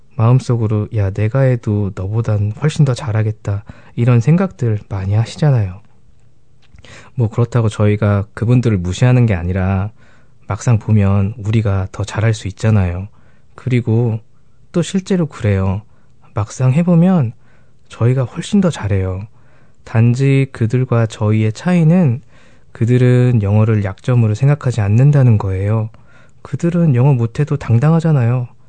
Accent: South Korea; moved away as an adult; also born or lived in Canada; now in New Zealand; 한국에서 이민 온

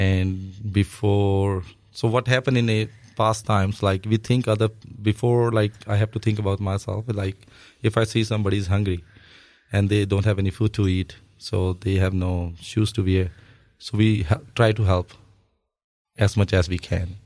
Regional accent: Amritsar, Punjab, India; moved away; So basically, I'm from Punjab and Punjab is the northern part of India, and we're sharing the border with Pakistan. So where I live, my home, my hometown name is Amritsar

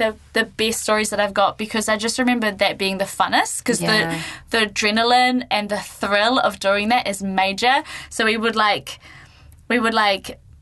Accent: Gisborne, New Zealand; growing up in Gisborne, you've got Rhythm and Vines

